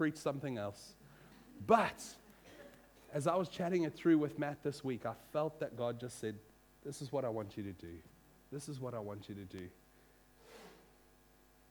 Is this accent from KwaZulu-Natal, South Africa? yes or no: no; Western Cape, South Africa; also born or lived in United States; I grew up in South Africa, and I'd moved from America when I was 10 into a small Afrikaans farming village, grape farming area in the Boerlands of the Cape.